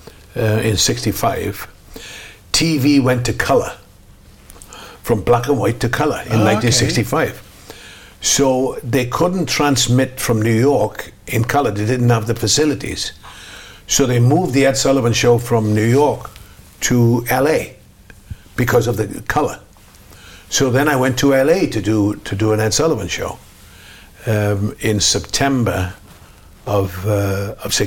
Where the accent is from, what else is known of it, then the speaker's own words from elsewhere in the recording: United Kingdom; moved away as an adult; also born or lived in Los Angeles, United States; I'm British. I never became an American.